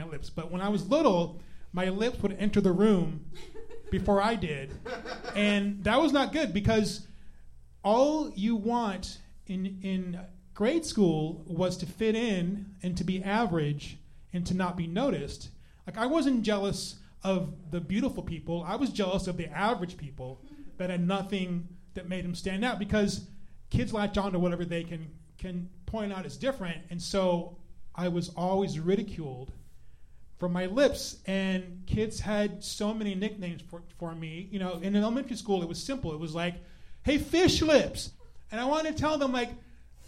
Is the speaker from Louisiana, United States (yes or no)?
no; San Antonio, Texas, United States; I'm from San Antonio, the countdown, Alamo City